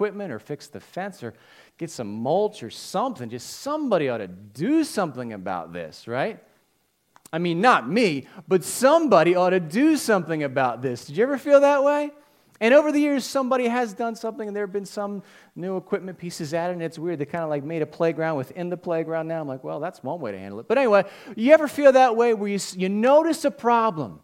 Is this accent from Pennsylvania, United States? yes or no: yes; Holmes, Pennsylvania, United States; moved away as an adult; now in Norwood, United States; I live in Norwood now. I grew up in Holmes